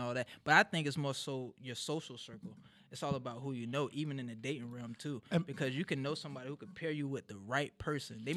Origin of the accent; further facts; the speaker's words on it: Jacksonville, Florida, United States; I got both sides of my family here in Jacksonville. I'm born and raised here